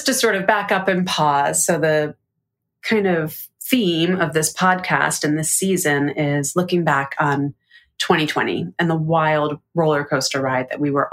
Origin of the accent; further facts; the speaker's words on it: United States; accent: American; like I had an American accent